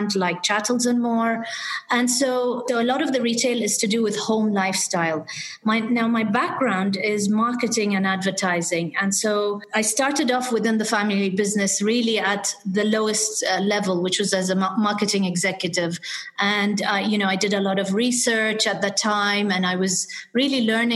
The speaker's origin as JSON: {"language": "English", "region": "Dubai", "country": "United Arab Emirates", "tie": "born or raised there", "also_born_or_lived": "United Kingdom / London", "said": "I was born and brought up in Dubai, and I did spend some of my time between the UAE and the UK because my father was a diplomat"}